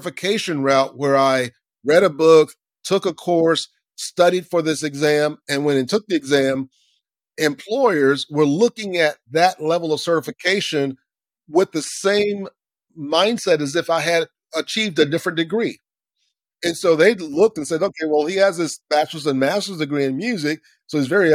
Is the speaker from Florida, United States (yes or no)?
yes; Lakeland, Florida, United States; I grew up in Central Florida, Lakeland, Florida